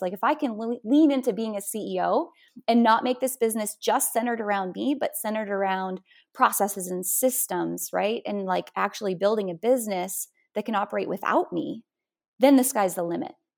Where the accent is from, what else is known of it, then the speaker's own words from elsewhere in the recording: North Dakota, United States; moved away; I'm from North Dakota originally, which, you know, is quite a metropolis